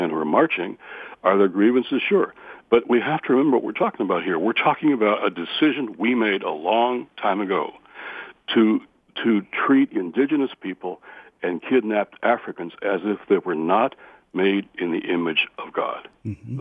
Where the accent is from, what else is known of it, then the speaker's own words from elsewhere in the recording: Redford Township, Michigan, United States; also born or lived in Detroit; I'm from Detroit, my hometown. And I remember back when I was a kid growing up in Redford Township